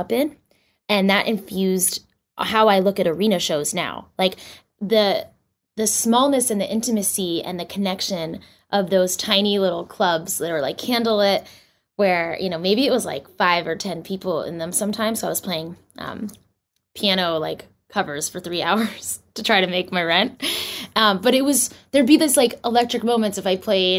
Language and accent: English; Boston, Massachusetts, United States; moved away as an adult; also born or lived in New York; I grew up in Boston, right outside of Boston. And I actually moved to New York when I was 21